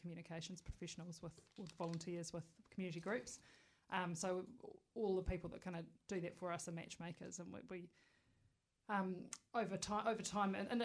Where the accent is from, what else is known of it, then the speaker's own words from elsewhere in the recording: Wellington, New Zealand; also born or lived in Scotland; I'd say kind of Wellington born and bred, except I wasn't born here